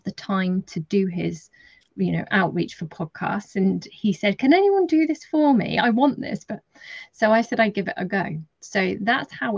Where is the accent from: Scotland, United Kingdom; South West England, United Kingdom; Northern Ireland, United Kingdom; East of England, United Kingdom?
South West England, United Kingdom; Dorset; also born or lived in London; I'm from Dorset, so I've jumped around a bit from London to Dorset in the UK quite a bit.